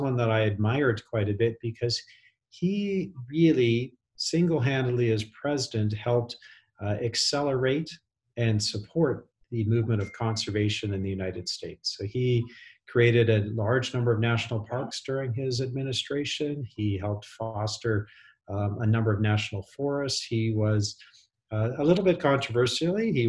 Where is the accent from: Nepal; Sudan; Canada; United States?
Canada; Western Canada; I grew up in Western Canada